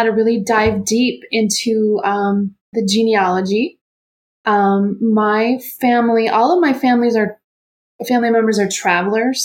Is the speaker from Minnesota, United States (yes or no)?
yes; Rochester, Minnesota, United States; born or raised there